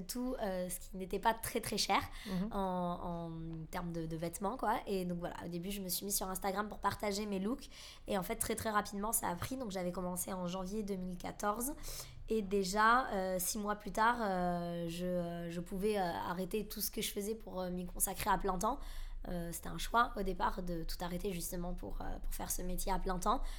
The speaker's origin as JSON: {"language": "French", "town": "Bordeaux", "region": "Nouvelle-Aquitaine", "country": "France", "moved": "as an adult", "lives_now": "Paris, France", "said": "je suis originaire de Bordeaux J'habite maintenant à Paris depuis, euh, depuis 3 ans et demi"}